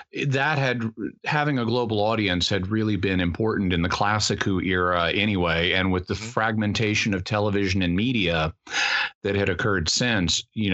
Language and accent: English; Mid-South, United States; now in San Diego, United States; I'm from the Mid South